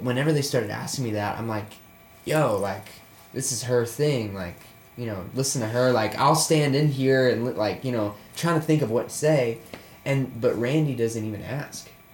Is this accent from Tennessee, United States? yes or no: yes; Murfreesboro, Tennessee, United States; I grew up in Murfreesboro, Tennessee. It's um, 40 minutes south of Nashville.